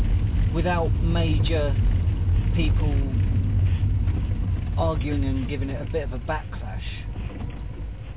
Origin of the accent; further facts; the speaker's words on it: United Kingdom; we're British